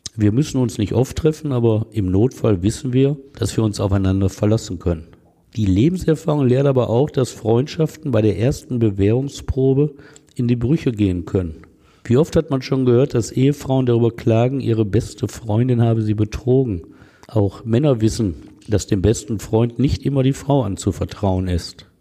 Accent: Essen, North Rhine-Westphalia, Germany; in meiner Heimatstadt Essen

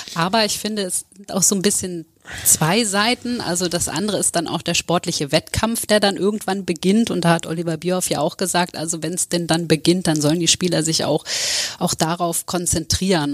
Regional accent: Lower Saxony, Germany; ich komme ja auch aus Niedersachsen

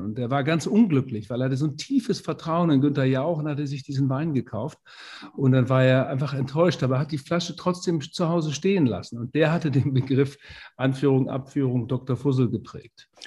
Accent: Twistringen, Lower Saxony, Germany; ich komme aus Twistring. Das ist ein kleiner Ort, eine kleine Enklave, 30 Kilometer

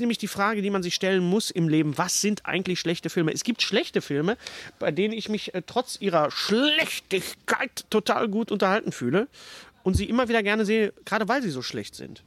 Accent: Ruhr area, North Rhine-Westphalia, Germany; bei uns im Pott

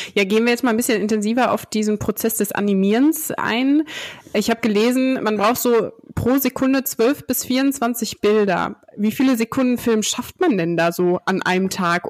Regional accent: Dinslaken, North Rhine-Westphalia, Germany; dass wir beide in Dienstlaken aufgewachsen sind

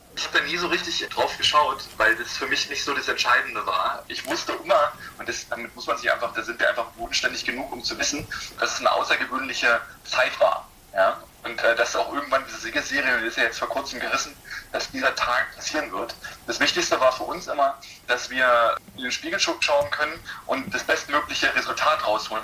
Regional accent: Perleberg, Brandenburg, Germany; moved away; Ursprünglich komme ich ja aus Perleberg. Das ist äh, in, in, Brandenburg.

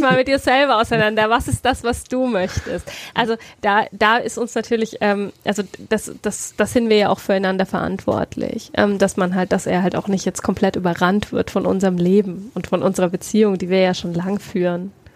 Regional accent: near Heilsbronn, Bavaria, Germany; also born or lived in Bayreuth; ich bin in ähm, Bayreuth geboren, bin mhm. aber in der Nähe von Heilsbronn ähm, aufgewachsen

